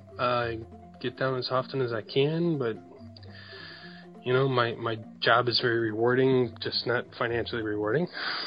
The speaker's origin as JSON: {"language": "English", "town": "Chicago", "region": "Illinois", "country": "United States", "said": "I am a 38-year-old paramedic from the Chicago area."}